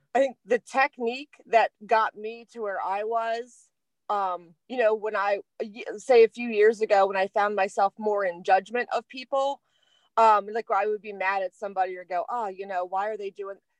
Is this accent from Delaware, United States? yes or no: yes; Delaware, United States; I'm from Delaware